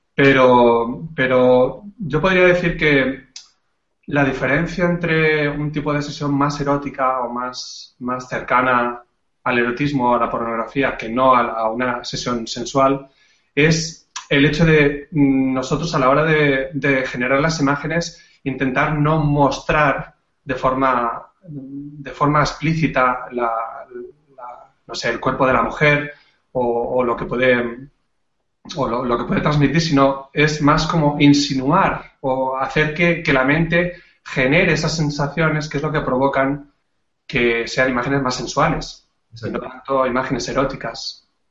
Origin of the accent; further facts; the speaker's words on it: Catalonia, Spain; now in Andalusia, Spain; soy un catalán que vive desde hace ya muchos años en Andalucía